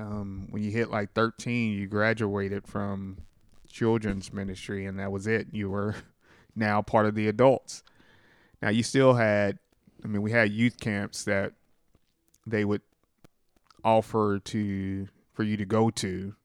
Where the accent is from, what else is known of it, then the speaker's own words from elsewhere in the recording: Sikeston, Missouri, United States; I was brought up here in Sykeston.